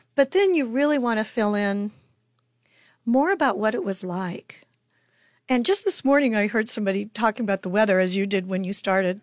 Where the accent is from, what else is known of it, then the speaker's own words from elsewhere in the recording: Chadron, Nebraska, United States; I'm originally from Shadrach, Nebraska, which is way up in the corner, northwestern corner.